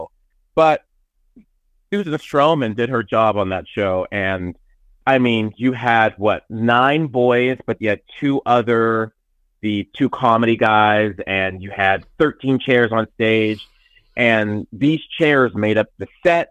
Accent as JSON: {"language": "English", "town": "Pittsburgh", "region": "Pennsylvania", "country": "United States", "said": "I'm from Pittsburgh."}